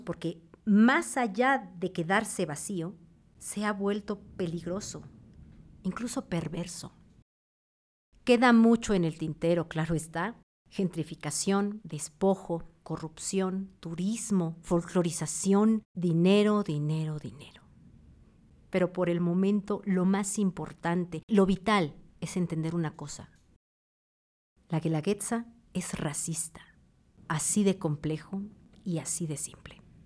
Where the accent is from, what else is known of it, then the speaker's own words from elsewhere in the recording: Oaxaca, Mexico; Como oaxaqueños